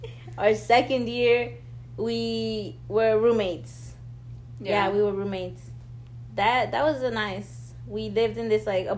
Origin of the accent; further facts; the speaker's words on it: Southern California, United States; we are from SoCal.